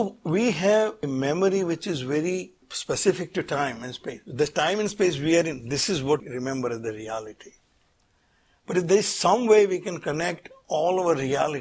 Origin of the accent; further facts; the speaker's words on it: Surat, Gujarat, India; I was born in Surat, then I went to architecture school